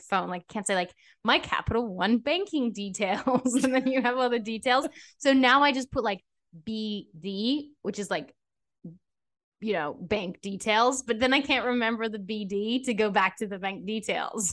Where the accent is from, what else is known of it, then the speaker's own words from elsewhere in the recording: Australia; now in United States; I'm from Australia